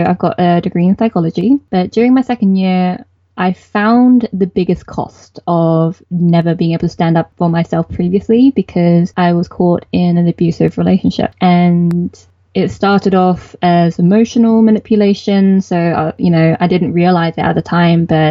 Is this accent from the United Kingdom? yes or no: yes; United Kingdom; I am a British-born Chinese, so BBC. And my parents are from Hong Kong